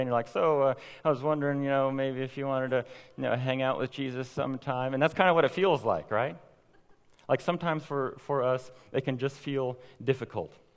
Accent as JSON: {"language": "English", "town": "Owasso", "region": "Oklahoma", "country": "United States", "tie": "born or raised there", "said": "I grew up here in Owasso, went off to Christian college, prepared for ministry, and then now here I am back at home"}